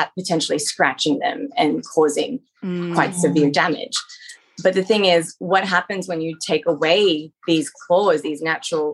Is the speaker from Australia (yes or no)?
yes; Australia; moved away as an adult; now in United States; I'm originally from Australia, where I also practice as a veterinarian